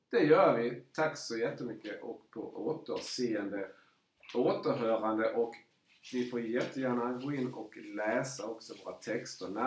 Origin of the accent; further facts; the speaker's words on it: Småland, Sweden; mitt småländska hjärta där, som sagt, jag har ju varit